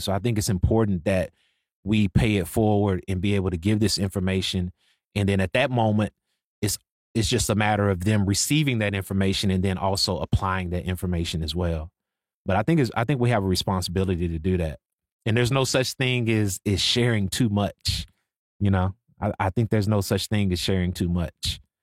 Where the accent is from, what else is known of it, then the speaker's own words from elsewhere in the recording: Waco, Texas, United States; also born or lived in Dallas, Texas; I'm from Waco. So I'm from Waco, Texas, but I've been in Dallas for since, like, two thousand, two thousand one